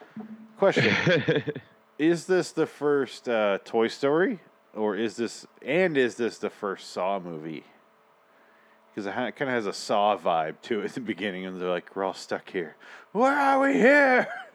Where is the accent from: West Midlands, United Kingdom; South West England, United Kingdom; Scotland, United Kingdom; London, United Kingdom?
Scotland, United Kingdom; I am Scottish.